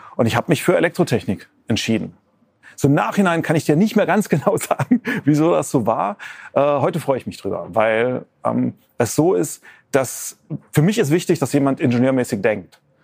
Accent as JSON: {"language": "German", "area": "near Mainz", "region": "Rhineland-Palatinate", "country": "Germany", "tie": "born or raised there", "said": "ich bin ja in der Nähe von Mainz aufgewachsen"}